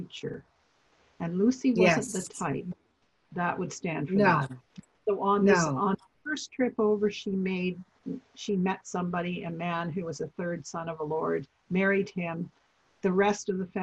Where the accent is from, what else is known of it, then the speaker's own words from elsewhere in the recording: Vancouver, British Columbia, Canada; I'm from Vancouver.